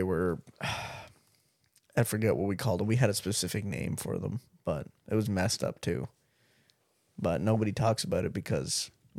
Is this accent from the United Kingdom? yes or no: no; Canada; I was born here, dude. I'm taking full credit. I'm a Canadian, dude.